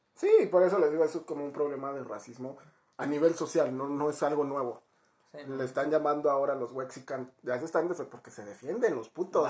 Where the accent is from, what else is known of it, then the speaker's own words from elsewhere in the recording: Mexico; los mexicanos somos